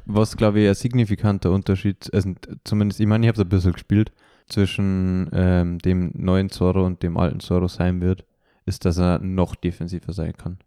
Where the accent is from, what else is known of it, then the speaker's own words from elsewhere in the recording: Germany; now in Vienna, Austria; ich bin ja eigentlich Deutscher